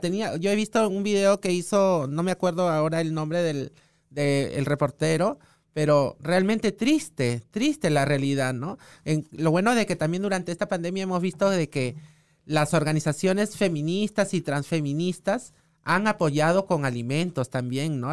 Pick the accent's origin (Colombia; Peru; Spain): Peru; Lima; yo soy este pobladora de Villa María del Triunfo